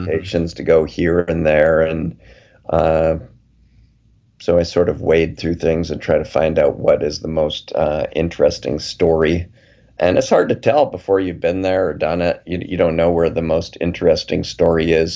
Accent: Calgary, Alberta, Canada; I grew up in Calgary

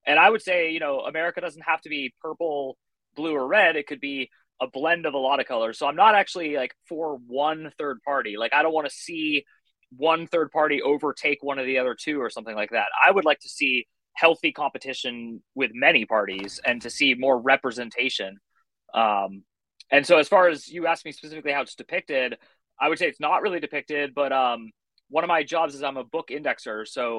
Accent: California, United States; now in Phoenix, United States; I'm a 41-year-old writer located in Phoenix, Arizona. I'm originally from the Bay Area of California, and I've lived all over the country. I've lived in like 9 or 10 different states.

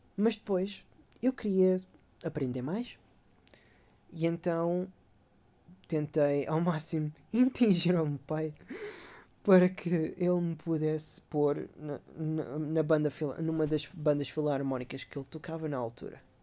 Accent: Caldas da Rainha, Leiria District, Portugal; now in Sofia, Bulgaria; sou das Caldas da Rainha

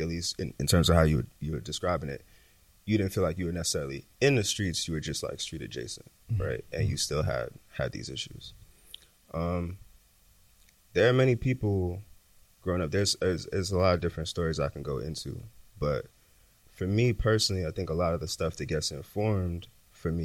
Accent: New York City, New York, United States; I'm a native New Yorker. I grew up in South Jamaica, Queens

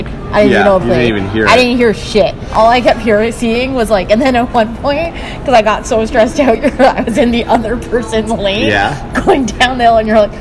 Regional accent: Toronto, Ontario, Canada; I'm fucking from Toronto

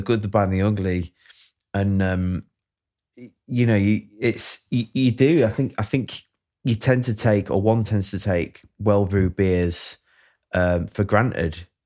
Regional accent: Sheffield, Yorkshire and the Humber, United Kingdom; I'm from Sheffield

